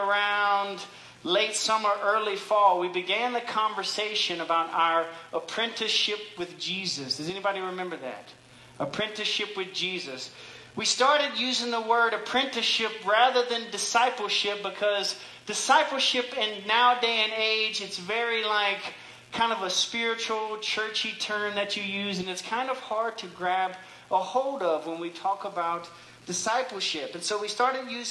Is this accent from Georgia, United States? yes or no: no; Louisiana, United States; moved away; I grew up in Louisiana